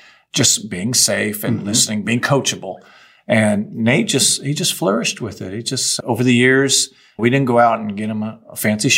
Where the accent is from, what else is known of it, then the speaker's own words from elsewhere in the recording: Indiana, United States; now in Texas, United States; growing up in Indiana